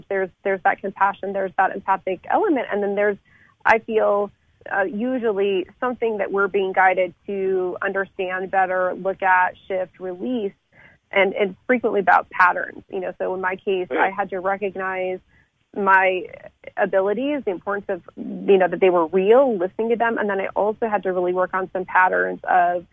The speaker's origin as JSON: {"language": "English", "town": "Lafayette", "region": "Colorado", "country": "United States", "tie": "born or raised there", "also_born_or_lived": "France", "first_language": "French", "second_language": "English", "said": "my hometown of Lafayette, which is in Boulder County in Colorado"}